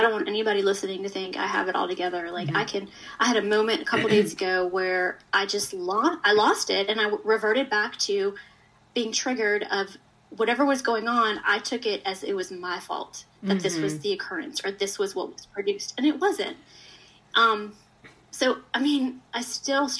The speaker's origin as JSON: {"language": "English", "town": "Richmond", "region": "Virginia", "country": "United States", "also_born_or_lived": "Atlanta, Georgia", "moved": "as an adult", "said": "I'm from Richmond, Virginia. I moved to Atlanta"}